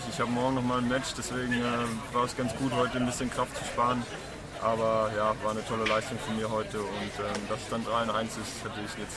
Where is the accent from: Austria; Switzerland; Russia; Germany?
Germany